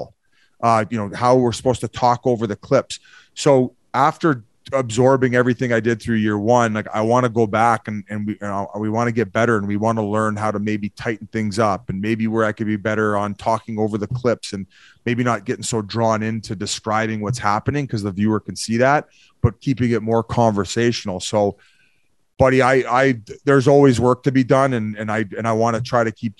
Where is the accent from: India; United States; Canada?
Canada; also born or lived in Victoria; I'm originally, like, I'm French Canadian. I'm like 50-50 English and French. So already I have a difficult time with the English language.